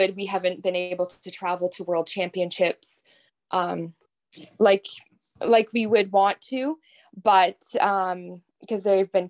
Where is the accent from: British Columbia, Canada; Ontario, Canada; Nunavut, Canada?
Ontario, Canada; Corbyville; I grew up in Corbyville, Ontario, just outside of Belleville on my family dairy farm.